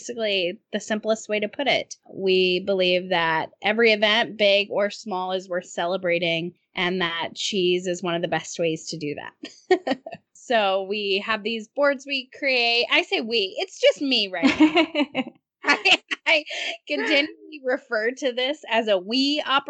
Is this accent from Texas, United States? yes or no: no; Nashville, Tennessee, United States; I grew up in Nashville